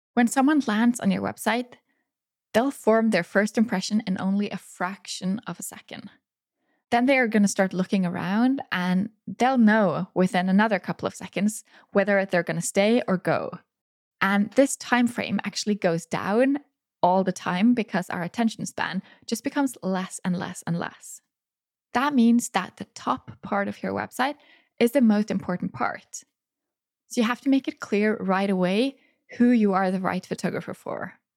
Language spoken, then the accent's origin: English; Norway; photograph their wedding right here in my hometown